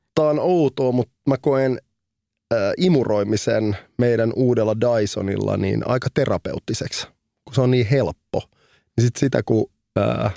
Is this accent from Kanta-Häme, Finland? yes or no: no; Helsinki, Uusimaa, Finland; Mä oon kasvanut keskellä keskustaa Punavuoressa, eli Rööperissä.